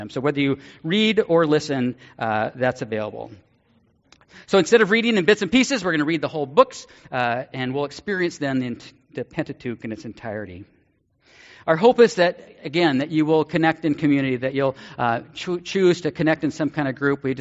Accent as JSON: {"language": "English", "country": "Ireland", "said": "I'm Irish, but that's why I'm a covenanter because of the coffee."}